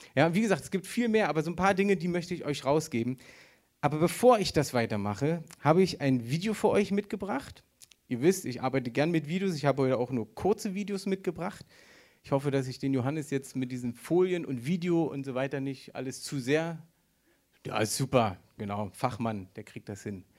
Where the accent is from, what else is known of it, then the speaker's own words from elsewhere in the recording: Berlin, Germany; Ja, ich bin Berliner. Für die, die es noch nicht wissen, ich bin Berliner